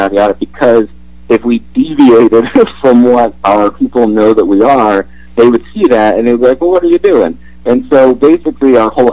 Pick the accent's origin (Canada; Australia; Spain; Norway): Canada; as a Canadian